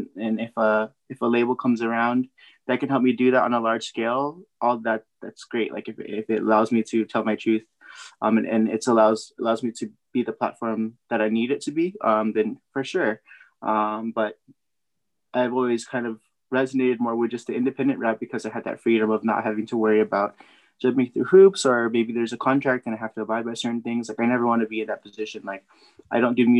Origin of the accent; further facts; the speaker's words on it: San Jose, California, United States; I was born and raised in San Jose, California